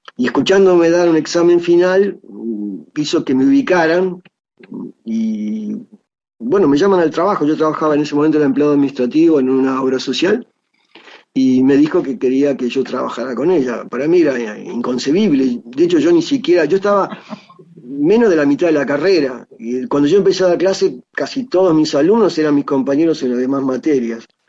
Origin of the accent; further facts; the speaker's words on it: Argentina; como ciudadano argentino